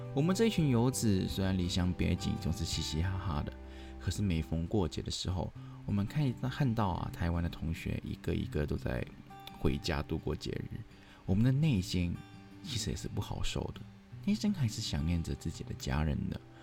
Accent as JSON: {"language": "Chinese", "country": "Hong Kong", "second_language": "Chinese", "moved": "yes", "lives_now": "Taiwan", "said": "我口音其实有时候还是不太纯正，我是一名香港人"}